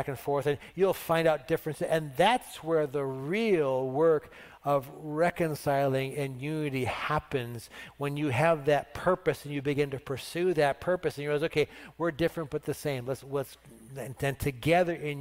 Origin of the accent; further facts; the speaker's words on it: United States; I'm thankful to be an American